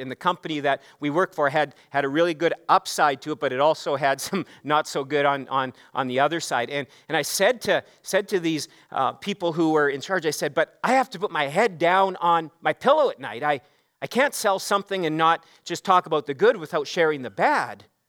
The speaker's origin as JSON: {"language": "English", "region": "Saskatchewan", "country": "Canada", "tie": "born or raised there", "also_born_or_lived": "Regina", "said": "I grew up in Saskatchewan. I'm a Saskatchewan boy"}